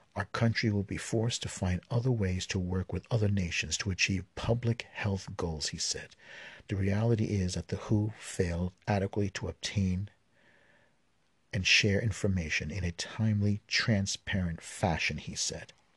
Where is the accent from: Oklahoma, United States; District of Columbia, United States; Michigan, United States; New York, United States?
New York, United States; New York City; I'm a New Yorker and I live in Brooklyn